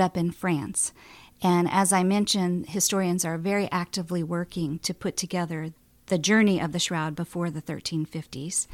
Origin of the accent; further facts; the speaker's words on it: Boulder, Colorado, United States; I grew up in Boulder, Colorado